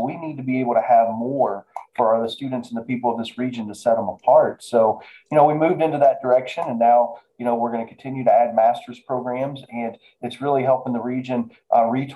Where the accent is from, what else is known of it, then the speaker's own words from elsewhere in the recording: Appalachia, United States; now in Mount Pleasant, Iowa; I am from rural America. I grew up in Appalachia